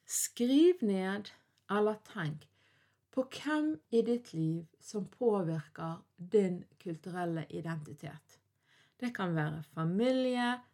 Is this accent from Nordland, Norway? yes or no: no; Bergen, Vestland, Norway; jeg er norsk, jeg er vestlending, jeg er bergenser, og ikke minst så er jeg en døling ifra Fyllingsdalen